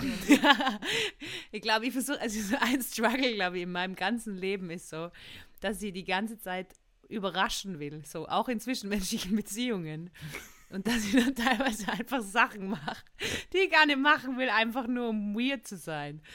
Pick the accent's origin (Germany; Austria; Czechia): Austria; accent: Austrian dialect